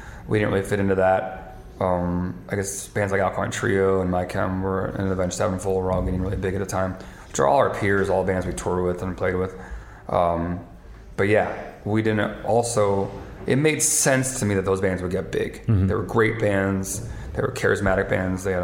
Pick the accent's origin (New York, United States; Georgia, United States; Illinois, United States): Illinois, United States; Chicago; I grew up in like a Chicago scene